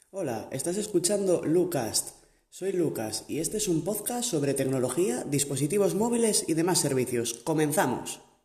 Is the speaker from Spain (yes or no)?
yes; Spain; soy de España